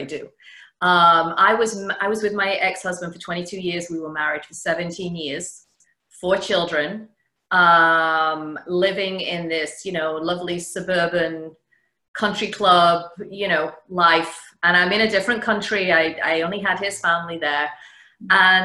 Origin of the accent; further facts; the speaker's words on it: the north of England, United Kingdom; now in Connecticut, United States; Originally, as you can tell, I'm from England, the north of England, but I live in Connecticut now, about an hour outside New York.